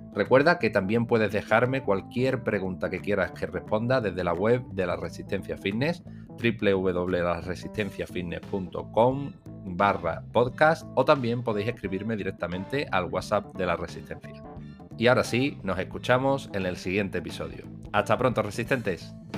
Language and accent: Spanish; Rota, Andalusia, Spain; yo soy de Rota